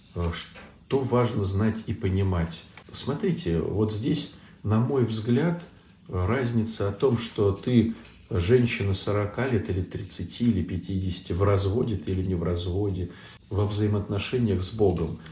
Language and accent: Russian; Saint Petersburg, Russia; Я из Санкт-Петербурга